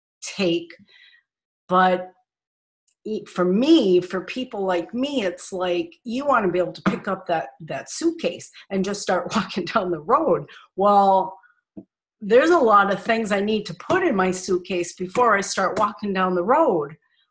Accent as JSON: {"language": "English", "town": "Nashua", "region": "New Hampshire", "country": "United States", "also_born_or_lived": "Minnesota", "moved": "as an adult", "said": "I'm originally from Nashua, New Hampshire. I moved to Minnesota in 1971. And I have some family in Arizona."}